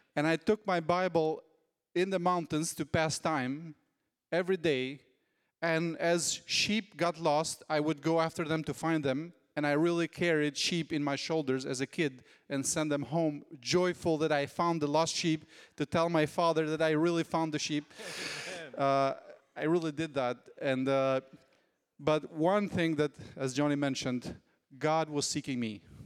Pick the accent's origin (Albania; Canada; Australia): Albania; when I became a believer, there was no church in my hometown